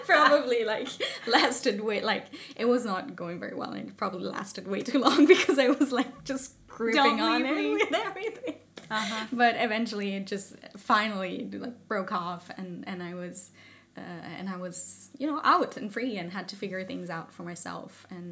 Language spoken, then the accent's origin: English; Italy; moved away as an adult; now in Sweden; I'm originally from Italy and I moved here to Sweden because of a partner that I had